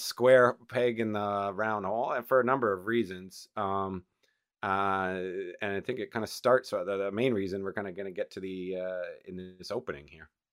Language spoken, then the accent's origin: English; Canada; as a Canadian